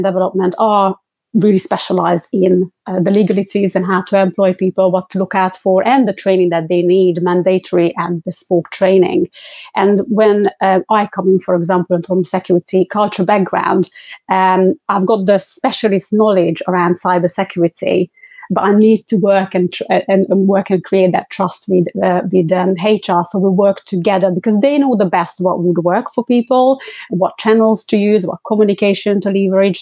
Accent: London, United Kingdom; I'm from London

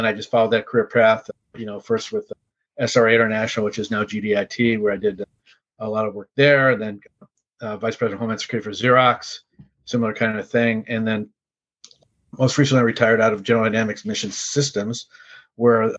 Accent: Chicago, Illinois, United States; also born or lived in Indiana; I was from Chicago originally

